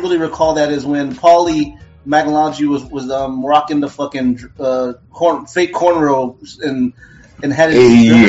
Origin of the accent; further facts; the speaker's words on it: Hawaii, United States; I'm from Hawaii